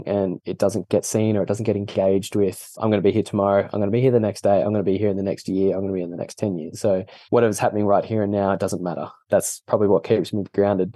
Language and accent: English; Australia; accent: weird Australian; being Australian, we're just pretty chilled